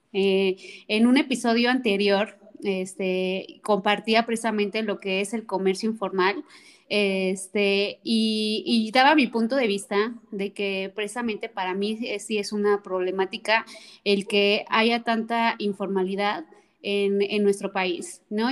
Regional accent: Mexico; como mexicanos

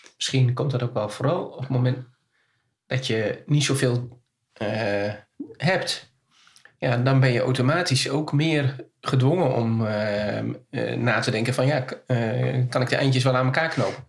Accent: Kampen, Overijssel, Netherlands; ik kom uit Kampen

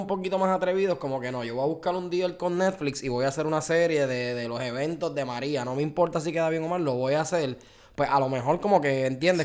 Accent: Puerto Rico; moved away as an adult; now in Florida, United States; nosotros somos puertorriqueños

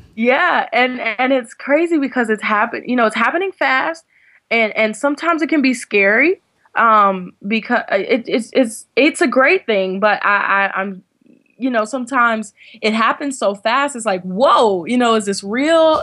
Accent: Washington, District of Columbia, United States; moved away as an adult; also born or lived in North Carolina; I was born and raised in Washington, D C

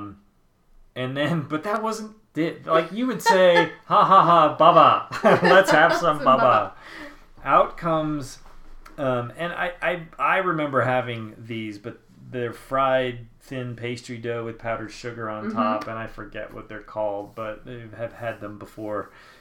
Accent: United States; as an American

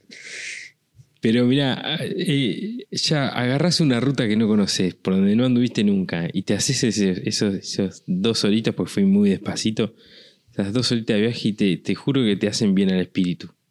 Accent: Argentina

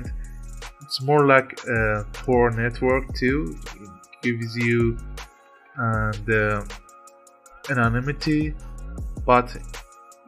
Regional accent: Iran; I'm from Iran

